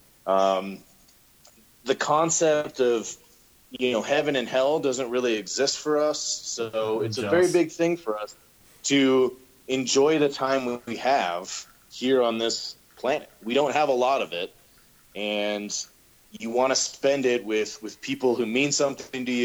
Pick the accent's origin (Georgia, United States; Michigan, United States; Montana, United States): Montana, United States; We grew up in Montana